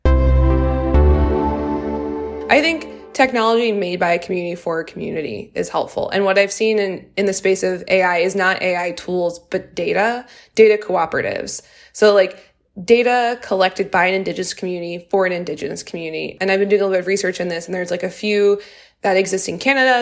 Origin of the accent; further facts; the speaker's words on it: Louisiana, United States; I'm from Louisiana, which is the highest rate of incarceration in the United States